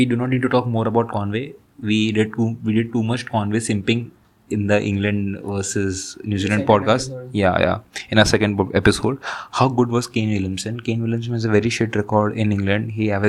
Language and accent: English; India; as an Indian cricket fan, I'll just end up India's side